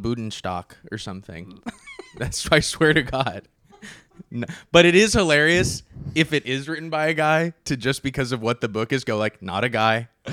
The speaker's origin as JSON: {"language": "English", "town": "Napa", "region": "California", "country": "United States", "said": "I'm from Napa, California"}